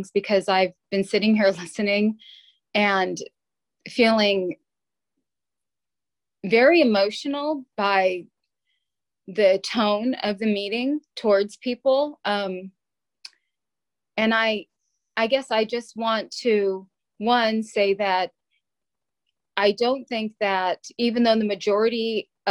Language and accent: English; San Jose, California, United States; I was born and raised in San Jose on South 22nd Street